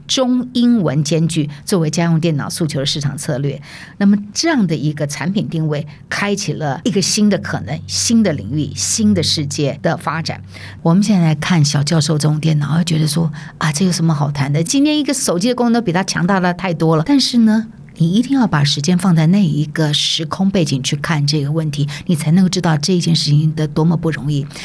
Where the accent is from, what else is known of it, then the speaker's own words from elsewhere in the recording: Taiwan; 我来自台湾